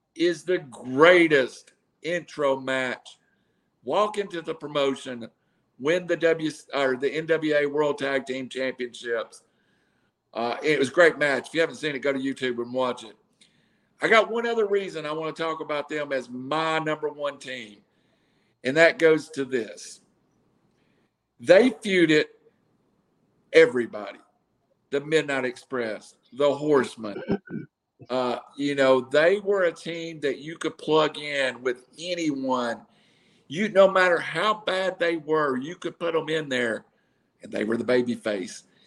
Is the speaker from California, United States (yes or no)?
no; Chattanooga, Tennessee, United States; I was from Chattanooga